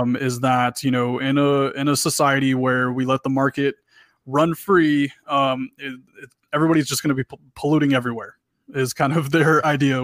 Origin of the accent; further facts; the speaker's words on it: Texas, United States; I'm, I'm from Texas